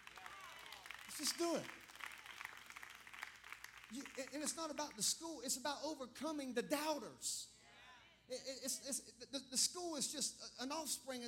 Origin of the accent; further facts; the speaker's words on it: Clemson, South Carolina, United States; I grew up in Clemson. I was born at the Clemson Hospital back when they delivered babies.